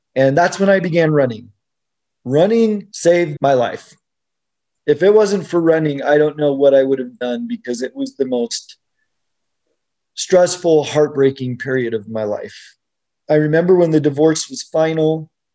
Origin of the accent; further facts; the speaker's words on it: Utah, United States; I grew up here in Utah